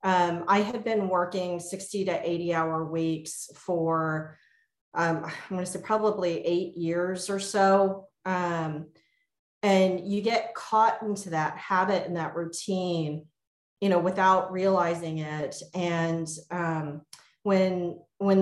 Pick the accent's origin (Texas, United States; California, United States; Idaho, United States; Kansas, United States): Texas, United States; moved away as an adult; also born or lived in Virginia / northern New Jersey; now in Baltimore, United States; I grew up in Texas. My parents are immigrants from Taiwan.